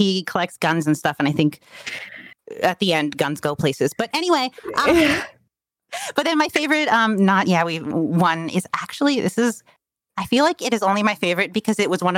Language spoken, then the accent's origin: English; Canada; I'm from Canada